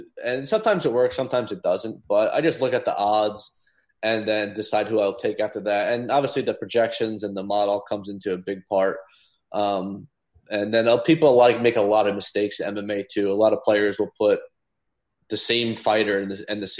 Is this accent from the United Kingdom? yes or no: no; New Jersey, United States; I was born and raised in New Jersey